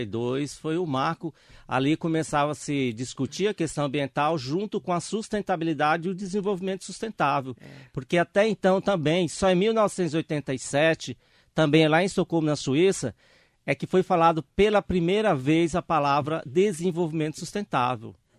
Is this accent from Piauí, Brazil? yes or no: yes; Miguel Alves, Piauí, Brazil; moved away as an adult; also born or lived in São Paulo; now in Ferraz de Vasconcelos, Brazil; minha cidade lá no Piauí